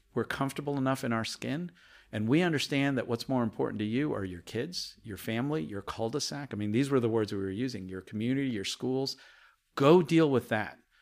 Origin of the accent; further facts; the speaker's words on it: Chapel Hill, North Carolina, United States; English is a second language; also born or lived in India; my early days in Chapel Hill, North Carolina as a five, six-year-old, being the only Indian family that you ever saw, um, and hardly being able to speak English